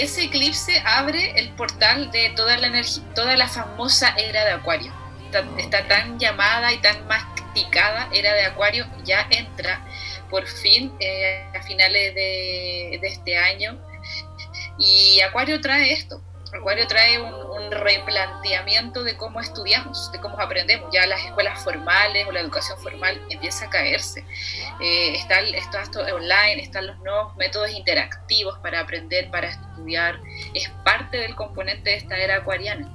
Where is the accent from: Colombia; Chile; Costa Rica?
Chile; Arica, Arica y Parinacota; Yo nací en Arica, entonces hay poca contaminación eh, lumínica